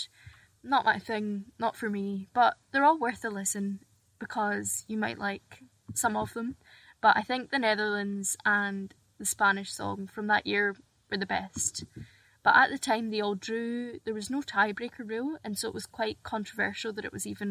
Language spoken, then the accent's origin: English; Scotland, United Kingdom; I'm from Scotland